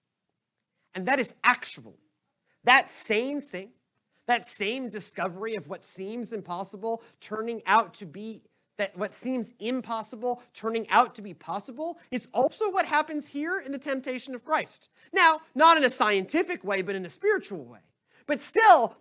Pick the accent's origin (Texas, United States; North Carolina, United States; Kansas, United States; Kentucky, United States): Texas, United States; Houston; I'm from Houston